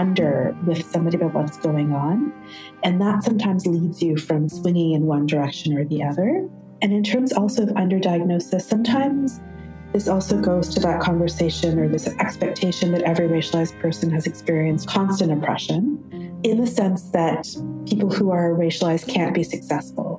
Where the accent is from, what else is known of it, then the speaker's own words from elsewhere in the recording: Toronto, Ontario, Canada; I'm from Toronto. I work in Toronto